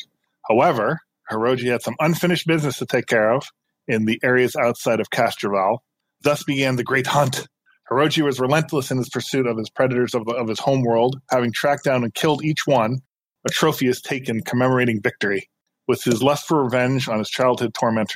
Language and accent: English; New York City, New York, United States; now in New Jersey, United States; I am originally from Brooklyn, New York, but I live in New Jersey now